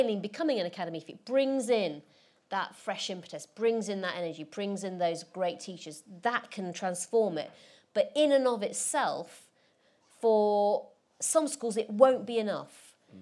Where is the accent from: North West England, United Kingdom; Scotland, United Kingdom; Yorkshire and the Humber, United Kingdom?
Yorkshire and the Humber, United Kingdom; Rotherham; where I grew up in Rotherham